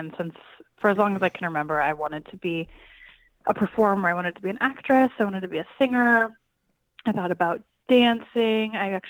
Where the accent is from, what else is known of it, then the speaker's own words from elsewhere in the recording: Springfield, Oregon, United States; also born or lived in Alameda, California; now in Los Angeles, United States; I'm originally from, I was born in Alameda, California, and then moved to Springfield, Oregon when I was about 3 months old with my mom, and that's where I grew up.